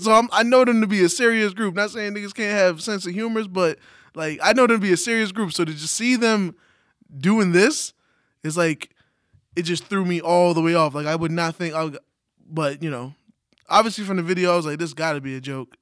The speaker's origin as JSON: {"language": "English", "town": "New York City", "region": "New York", "country": "United States", "said": "As a New Yorker"}